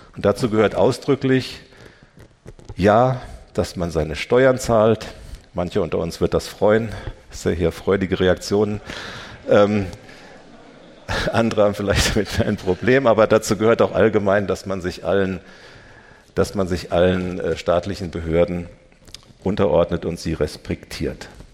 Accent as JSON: {"language": "German", "country": "Germany", "said": "wir als Deutsche"}